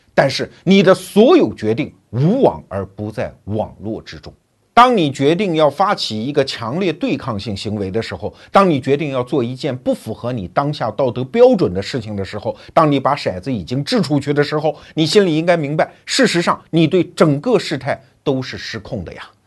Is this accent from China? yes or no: yes; China; 就有点像我们中国人经常建那个大的水泥函馆啊